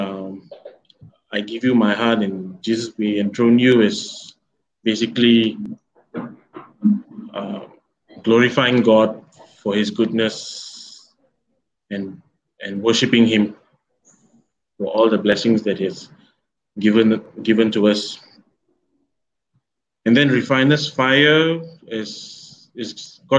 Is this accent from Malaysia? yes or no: yes; Taiping, Perak, Malaysia; moved away; this Taiping is my hometown parish, so I'm back here